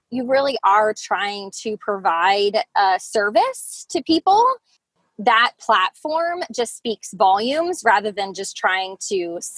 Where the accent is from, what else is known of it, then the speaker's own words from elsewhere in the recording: Lancaster, United States; You know, I uh, you know I'm I'm from Lancaster. I uh, I'm a mom of four.